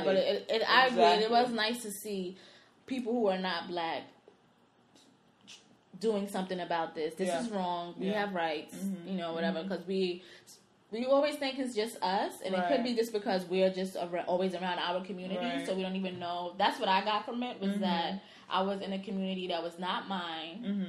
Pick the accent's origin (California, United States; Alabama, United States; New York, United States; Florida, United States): New York, United States; New York City; I don't care if I'm from the Bronx. Bed-Stuy is my, you know.